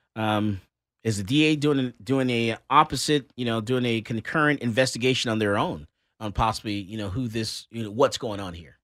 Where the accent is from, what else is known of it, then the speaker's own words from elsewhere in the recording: Fort Lauderdale, Florida, United States; moved away; also born or lived in Miami; I was born in Fort Lauderdale, Florida, and also Miami